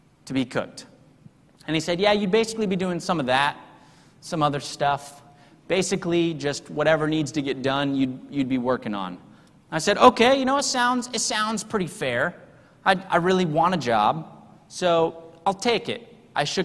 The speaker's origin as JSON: {"language": "English", "region": "Texas", "country": "United States", "also_born_or_lived": "Salt Lake City, Utah / Sydney, Australia", "said": "I'm from Texas"}